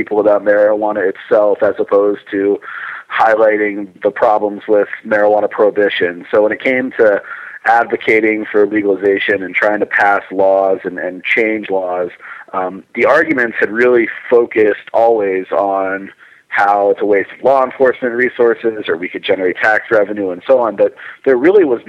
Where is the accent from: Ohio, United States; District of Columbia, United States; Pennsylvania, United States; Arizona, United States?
Arizona, United States; Scottsdale; moved away as an adult; also born or lived in Richmond, Virginia; now in Denver, United States; Originally, I'm from Scottsdale, Arizona.